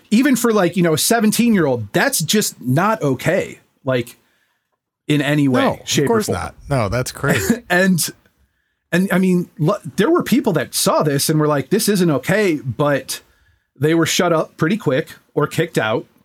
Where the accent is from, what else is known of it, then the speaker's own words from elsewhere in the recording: New York City, New York, United States; Like we grew up in New York City.